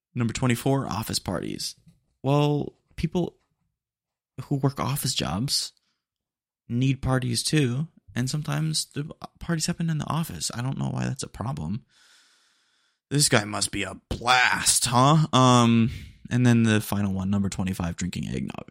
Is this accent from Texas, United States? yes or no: yes; Texas, United States; accent: twang; I say it with a little bit of twang. Um, couldn't help it, you know, 'cause I'm, I'm Texan